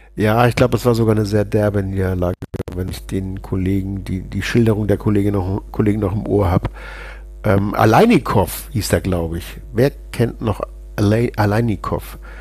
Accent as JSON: {"language": "German", "region": "Hamburg", "country": "Germany", "tie": "born or raised there", "said": "bei uns in Hamburg"}